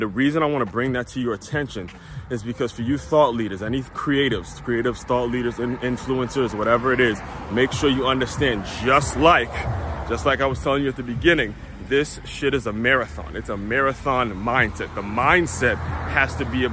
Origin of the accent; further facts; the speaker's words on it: Maryland, United States; I grew up in Maryland